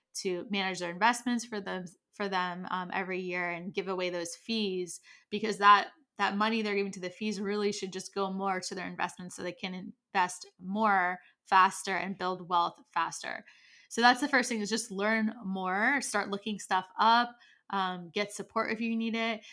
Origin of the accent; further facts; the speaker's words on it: United States; I am American